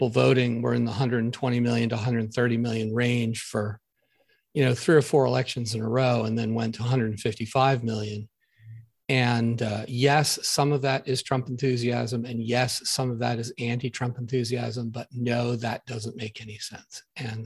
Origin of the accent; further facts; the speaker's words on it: Philadelphia, Pennsylvania, United States; I grew up in Philly